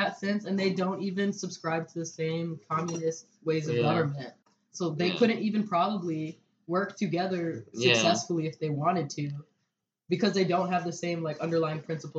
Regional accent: United States; being American.

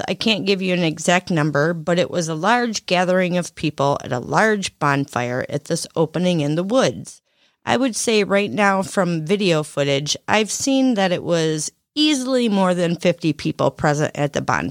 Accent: Lakeview, Michigan, United States; born there; I was born in Lakeview, by the way.

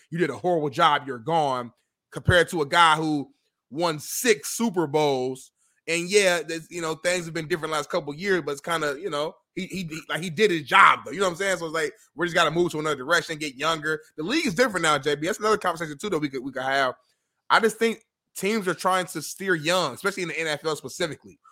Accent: Indianapolis, Indiana, United States; I'm from Indianapolis

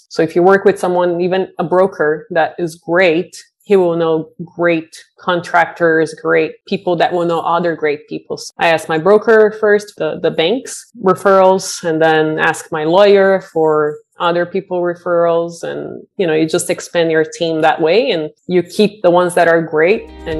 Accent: Brazil; now in Bay Area, United States; I moved to the Bay Area from Brazil 20 years ago and count my blessings every day that I'm here.

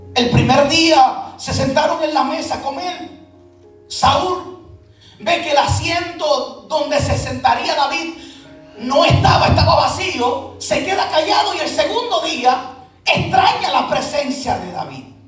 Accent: Puerto Rico; moved away; yo soy puertorriqueño

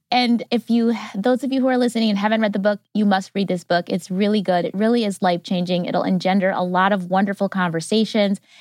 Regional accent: Wisconsin, United States; I'm from Wisconsin

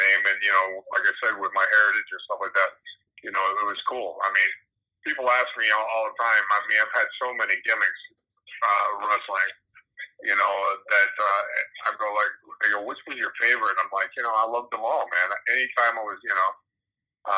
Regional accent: Miami, Florida, United States; I was born and raised in Miami, Florida

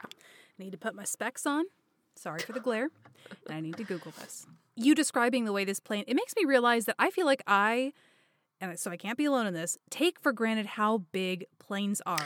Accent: Dallas, Texas, United States; … and I grew up in the Dallas area. It's where I currently live.

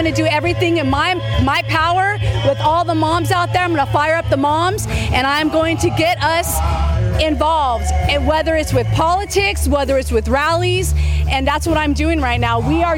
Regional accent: Kentucky, United States; We're from Kentucky. I felt the Lord calling me to come, so we came for this rally.

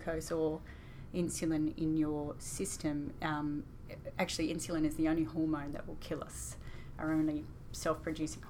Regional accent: Albury, New South Wales, Australia; moved away as an adult; also born or lived in Sydney; In Albury

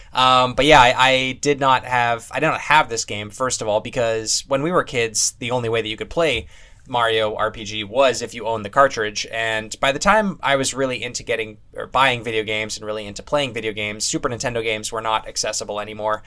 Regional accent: Canada; As a Canadian

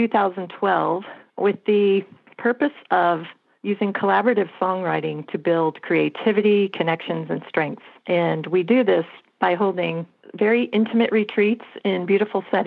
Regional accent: Colorado, United States; moved away; I am from Colorado

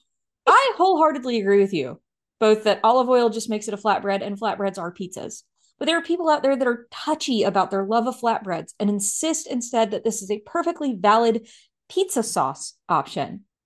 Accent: United States; I am also an American

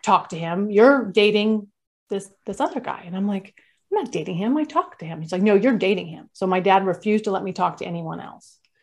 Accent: California, United States; I grew up in California

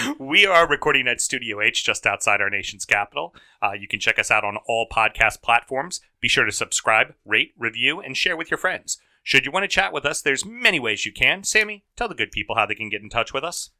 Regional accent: United States; the red-blooded Americans we are

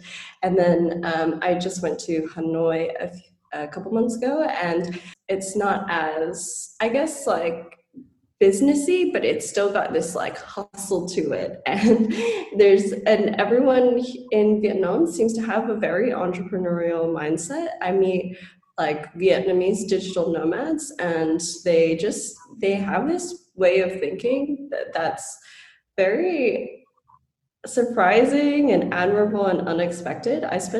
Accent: Guam; moved away; also born or lived in Hawaii / Colorado / Tennessee; I was born and raised on Guam, and then in 2002 a typhoon hit, and my mom was basically like, okay, I'm moving to the US, are you coming with me?

